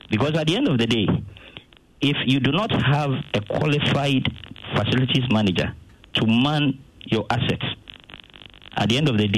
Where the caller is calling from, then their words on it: Abilene, Texas, United States; I'm calling from Abilene.